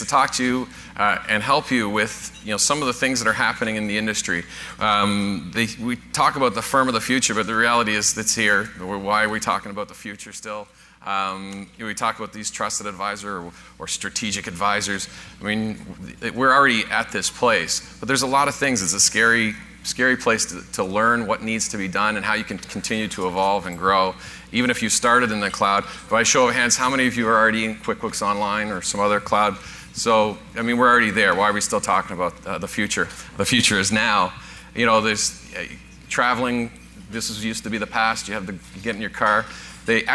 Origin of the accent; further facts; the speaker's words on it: Newfoundland and Labrador, Canada; moved away; I'm originally from Newfoundland